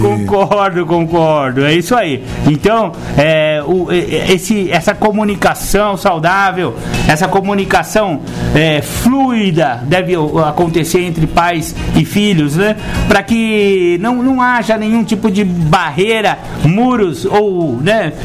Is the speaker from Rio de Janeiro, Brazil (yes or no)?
no; São Paulo, Brazil; also born or lived in Mato Grosso do Sul; No caso de São Paulo, que foi a cidade onde eu cresci, nasci. Não, na verdade eu nasci lá no, Rio, eh, Mato Grosso do Sul. Só que eu cresci com 15 dias de idade, eu já estava em São Paulo, então eu posso me considerar um paulistano